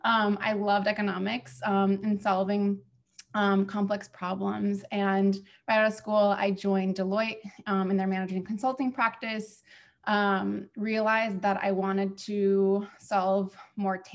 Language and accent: English; Cleveland, Ohio, United States; also born or lived in Kazakhstan / Israel; When I was 6, we were granted asylum into the US, moved to Cleveland, Ohio from there.